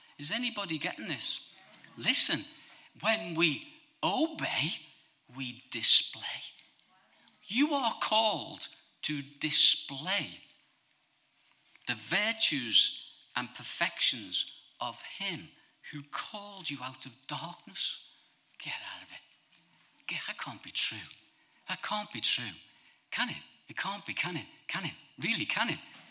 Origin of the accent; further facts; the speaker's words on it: Bootle, North West England, United Kingdom; I'm a scally from Bootle.